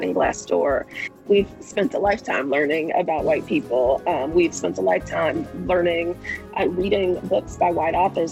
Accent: Chicago, Illinois, United States; growing up on the South Side of Chicago

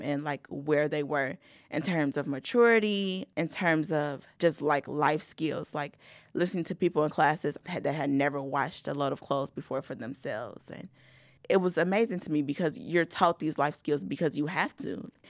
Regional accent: Gary, Indiana, United States; moved away as an adult; also born or lived in Valparaiso, Indiana; growing up in Gary

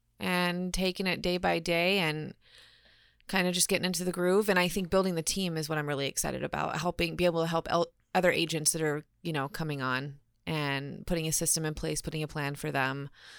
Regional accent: Fountain Valley, California, United States; Orange County, California. Fountain Valley.

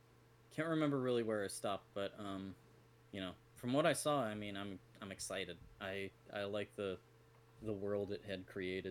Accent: Florida, United States; I'm from Florida, where everything's opening back up and like our numbers are spiking

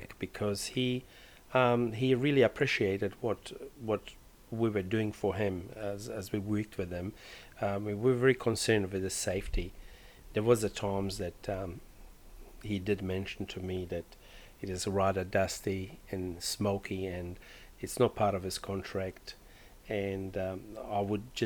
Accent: Croatia; moved away; where I come from. I was born in Croatia

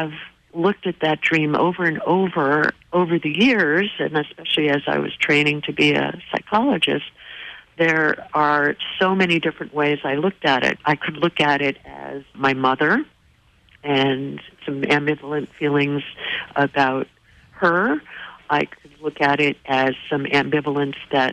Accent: New Jersey, United States; When I was younger, I grew up in New Jersey

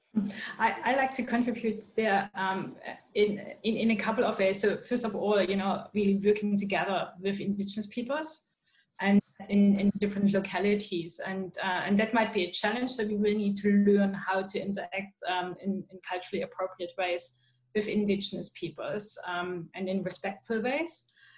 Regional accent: Germany; now in Australia; I'm originally from Germany, so we we have the school garden movement.

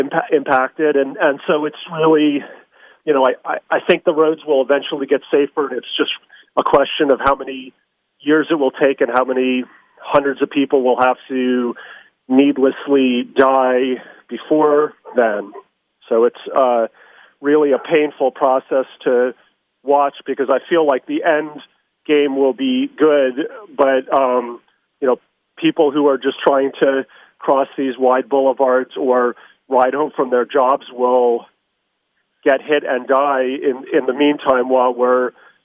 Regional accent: United States

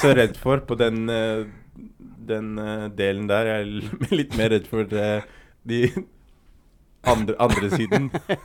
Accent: Oslo, Norway; jeg er oppvokst på Romsås

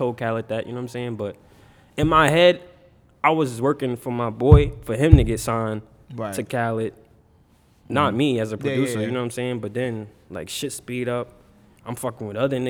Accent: New York City, New York, United States; I'm from Queens, Hollis

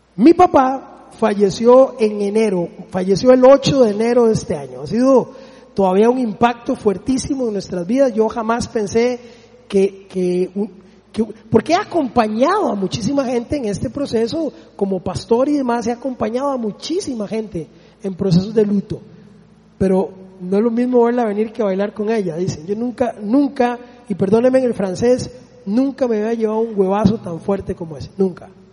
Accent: Costa Rica; como buen tico

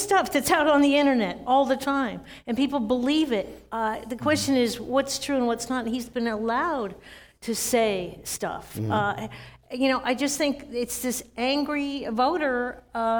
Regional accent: East Coast, United States; moved away; I'm from the East Coast

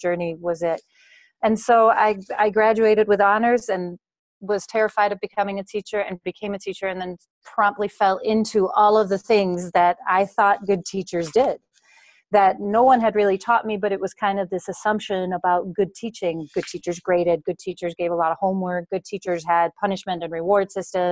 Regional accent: Denmark; moved away as an adult; now in Wisconsin, United States; I was born and raised in Denmark

